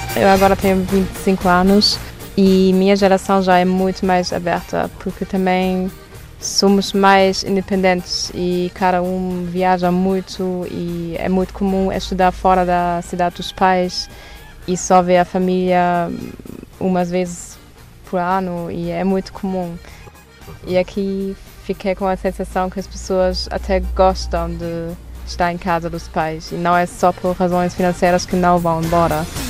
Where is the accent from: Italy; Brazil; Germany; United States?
Germany; Duisburg, North Rhine-Westphalia; Portuguese is a second language; moved away as an adult; now in Portugal; sou da Alemanha e minha cidade chama-se Duisburg, que é a pé de Düsseldorf, Colônia, nessa região